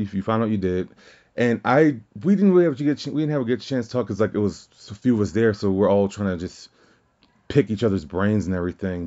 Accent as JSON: {"language": "English", "region": "Louisiana", "country": "United States", "moved": "yes", "said": "I'm from Louisiana originally"}